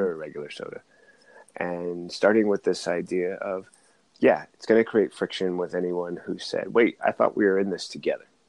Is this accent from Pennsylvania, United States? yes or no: no; Oakland, California, United States; I'm from California, Oakland side